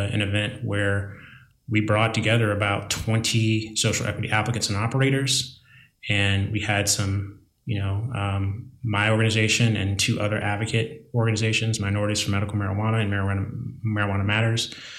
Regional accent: Virginia, United States; I know that there are some folks like back in my home state or my native state of Virginia, that won't even entertain the conversation of social equity because of the way it sounds

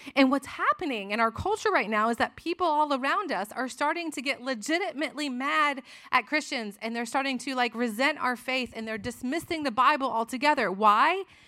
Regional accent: Florida, United States; moved away as an adult; also born or lived in Tennessee; we were in college in Tennessee, but I'm from Florida

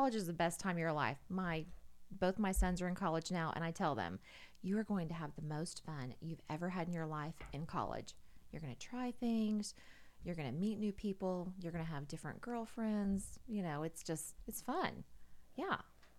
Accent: Shawnee, Oklahoma, United States; I was born in Oklahoma City, but I was actually raised in Shawnee, Oklahoma.

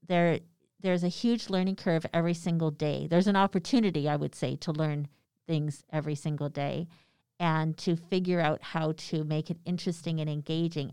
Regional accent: Canada; we're Canadian

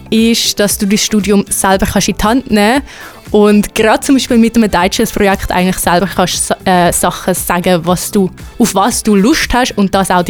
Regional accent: Zurich, Switzerland; Ich ähm, bin aus dem Zürich Oberland, wie man vielleicht gehört, ähm, und studiere jetzt fängs im dritten Semester MMP da im Medienhaus in Chur.

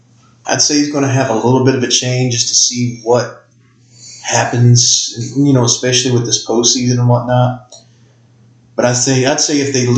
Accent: Martin County, Kentucky, United States; I'm from Martin County, Kentucky.

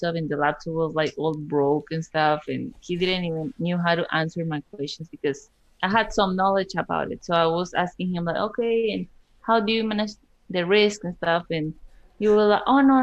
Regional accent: Colombia; moved away as an adult; now in United States; when I moved to United States, I'm from Colombia

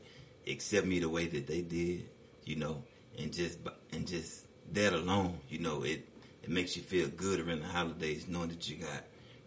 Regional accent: Madisonville, Texas, United States; moved away; most people from my hometown ain't never been out of Madisonville.

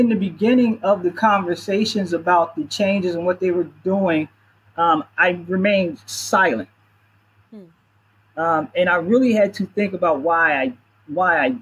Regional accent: Philadelphia, Pennsylvania, United States; I'm born and raised in Philadelphia, so I'm strongly connected here

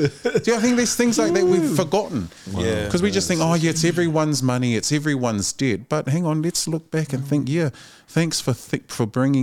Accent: Otara, Auckland, New Zealand; Our family came up, we were raised on Preston Road in Otara.

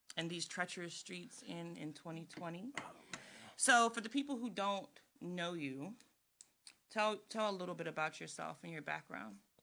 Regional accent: Woodbridge, Virginia, United States; we're both from Woodbridge, Virginia, and we actually grew up together

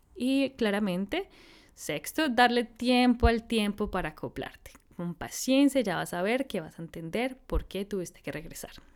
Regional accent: Bogotá, Colombia; moved away as an adult; also born or lived in Austin, United States / India / San Francisco, United States / Brazil; como buena bogotana de la ciudad

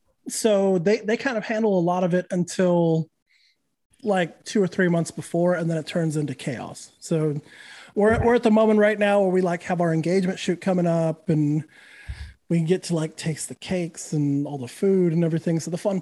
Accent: New Mexico, United States; also born or lived in California / Texas / Louisiana; I'm from New Mexico, moved to California, then to Texas, then Louisiana, then back to Texas. And now I'm in Florida.

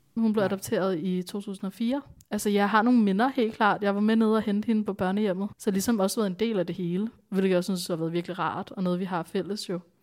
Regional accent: Bornholm, Capital Region of Denmark, Denmark; also born or lived in India; Jeg voksede op på Bornholm

